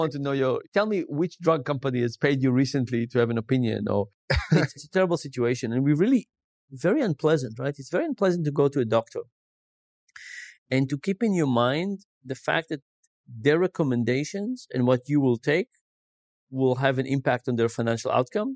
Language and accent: English; Israel; moved away; I grew up in Israel